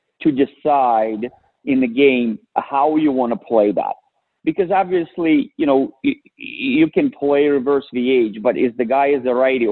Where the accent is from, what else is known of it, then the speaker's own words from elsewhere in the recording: Russia; moved away; I went back and to my hometown